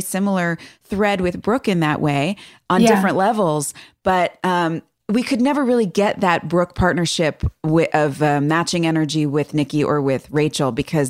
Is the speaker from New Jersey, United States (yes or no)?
yes; Waldwick, New Jersey, United States; also born or lived in Florida; I was born in Florida, but yeah, I lived in New Jersey for most of my life.